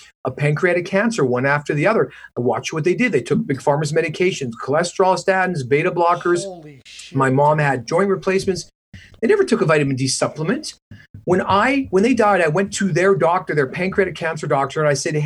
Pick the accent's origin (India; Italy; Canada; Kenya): Canada; moved away as an adult; also born or lived in Detroit, United States / Vancouver, British Columbia; now in Manhattan Beach, United States; when I grew up in Canada.